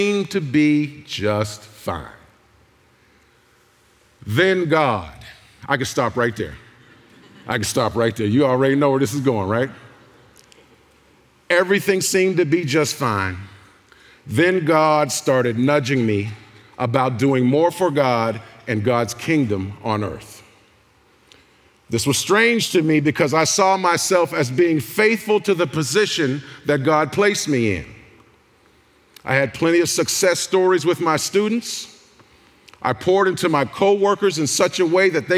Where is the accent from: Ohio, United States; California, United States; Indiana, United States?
Ohio, United States; Youngstown; I'm from Youngstown.